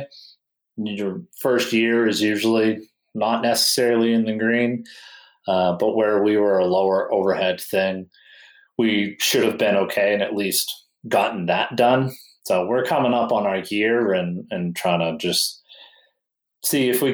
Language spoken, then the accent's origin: English; New Hampshire, United States; moved away as an adult; also born or lived in Colorado; I'm from New Hampshire. And I knew I was going to move back to New Hampshire like a year or two later.